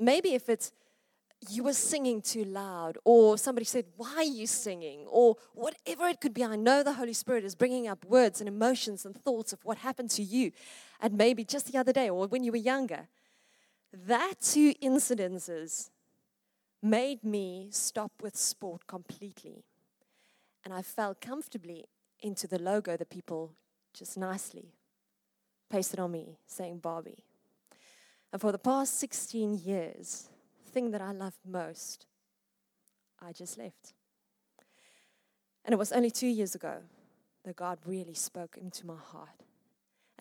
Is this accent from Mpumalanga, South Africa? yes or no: yes; Witbank, Mpumalanga, South Africa; now in Pretoria, South Africa; I was born in Witbank.